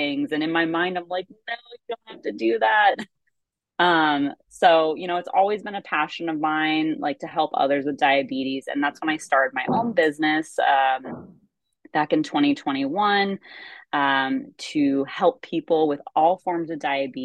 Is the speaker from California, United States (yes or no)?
yes; California, United States; I'm from California